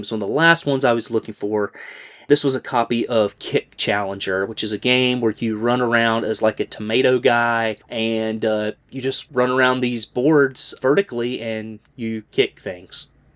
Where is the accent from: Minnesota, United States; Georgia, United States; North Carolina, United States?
North Carolina, United States; Greensboro; my hometown